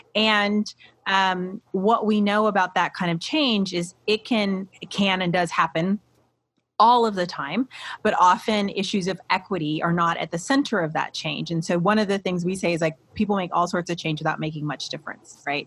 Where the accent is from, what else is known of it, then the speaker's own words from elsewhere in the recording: Midwest, United States; also born or lived in Iowa / Columbus, Ohio; being a Midwesterner, right? I have lived in Iowa and Ohio. Those are the only two places I've ever lived in my whole life